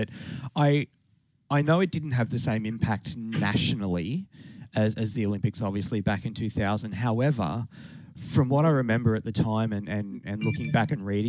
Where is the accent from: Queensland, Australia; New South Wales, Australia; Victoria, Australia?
Queensland, Australia; Toowoomba; because when it ran through my hometown a couple of days prior, it was, I mean, I don't know if you know what the weather in Toowoomba's like, but time of the year, it's very cold.